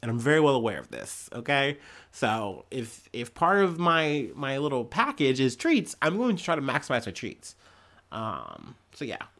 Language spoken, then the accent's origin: English; Midwest, United States; I'm a Midwesterner